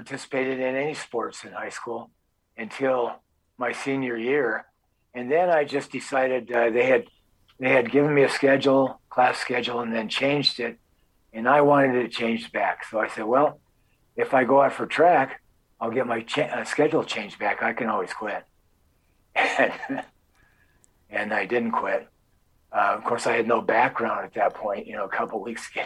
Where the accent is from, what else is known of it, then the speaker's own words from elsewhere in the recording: Hermosa Beach, California, United States; moved away as an adult; also born or lived in Inglewood, California / Colorado / Wyoming; now in Oregon, United States; I'm originally from California, from Hermosa Beach until I was about 12, and then Inglewood until I was 19.